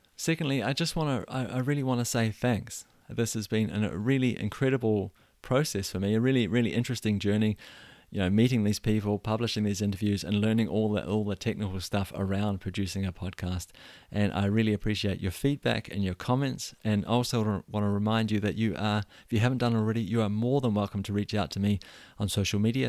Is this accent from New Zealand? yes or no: yes; New Zealand; moved away as an adult; now in Denmark; I was born and raised in New Zealand